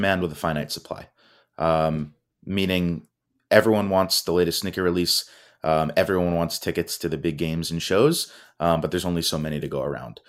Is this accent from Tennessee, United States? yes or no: no; Miami, Florida, United States; So I grew up here in South Florida in the Miami area.